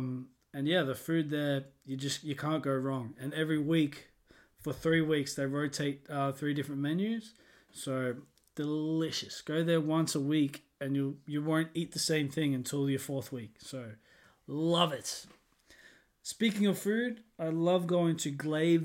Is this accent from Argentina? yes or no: no; Australia; moved away as an adult; I'm from Australia